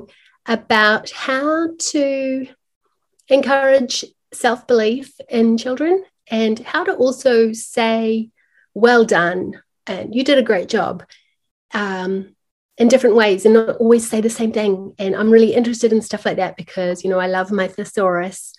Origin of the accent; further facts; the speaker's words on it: Auckland, New Zealand; my hometown here in Auckland